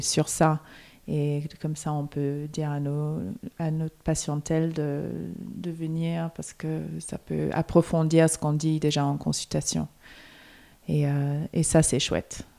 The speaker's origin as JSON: {"language": "French", "town": "Melbourne", "region": "Victoria", "country": "Australia", "tie": "born or raised there", "moved": "yes", "said": "je viens de Melbourne, donc on avait quand même les quatre saisons"}